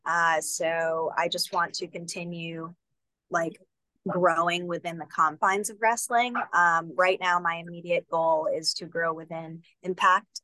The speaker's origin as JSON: {"language": "English", "region": "Northeast", "country": "United States", "said": "I'm from the Northeast."}